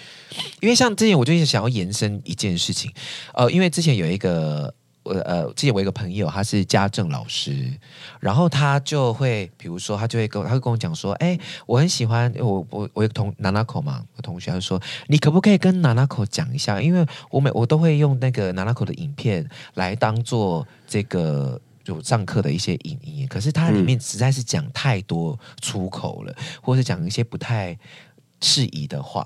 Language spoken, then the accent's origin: Chinese; Taiwan; 其实我们要在意的是，这个我们从这个基底当中发展出来属于我们台湾人真正有的东西。